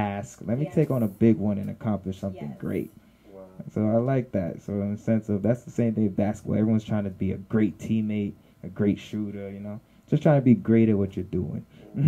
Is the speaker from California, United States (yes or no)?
no; New York City, New York, United States; I'm from Flatbush too.